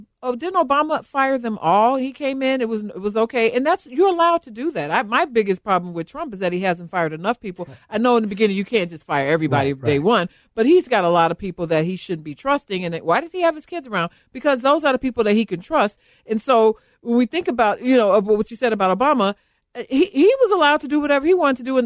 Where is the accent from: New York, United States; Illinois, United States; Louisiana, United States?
Illinois, United States; Chicago; we're from Chicagoland.